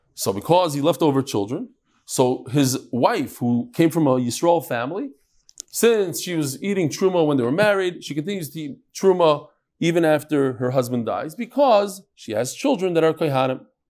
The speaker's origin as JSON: {"language": "English", "town": "Lakewood", "region": "New Jersey", "country": "United States", "tie": "born or raised there", "said": "I was born in Lakewood. It wasn't so big when I was born."}